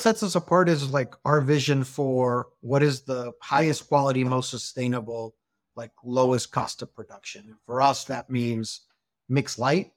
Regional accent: Hermosillo, Sonora, Mexico; moved away as an adult; Grew up with me in Hermosillo since we're kindergarten.

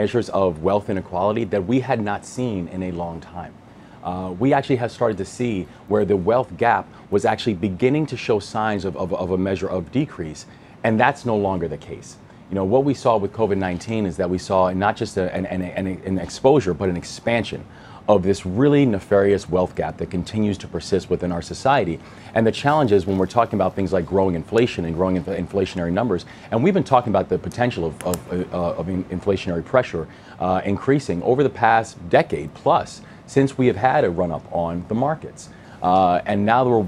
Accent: Maryland, United States; my home state, the state of Maryland

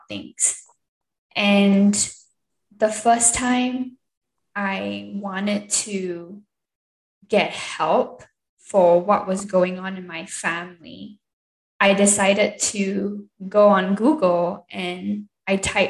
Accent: Singapore; also born or lived in Seattle, Washington, United States; now in Utah, United States; I'm originally from Singapore, born and raised.

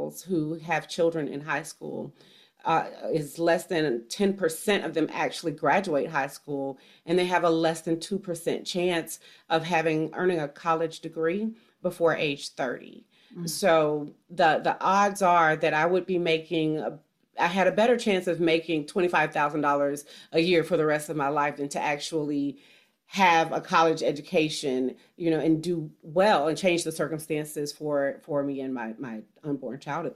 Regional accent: Mississippi, United States; also born or lived in Florida; now in Georgia, United States; I grew up in poverty in Mississippi

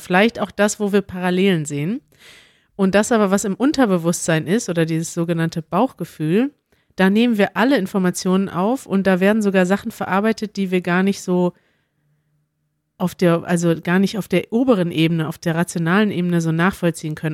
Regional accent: Germany; first language German; wir Deutschen

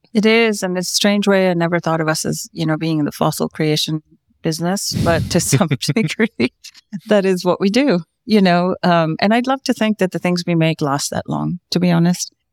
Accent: South India, India; I come from the land of Bollywood

